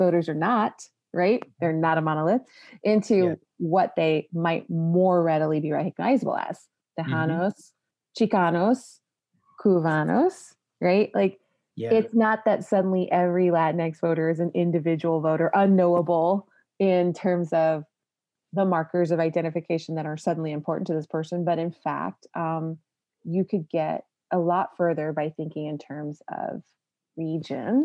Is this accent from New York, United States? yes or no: no; San Antonio, Texas, United States; I was raised in San Antonio, and at least a fourth generation, I think, in San Antonio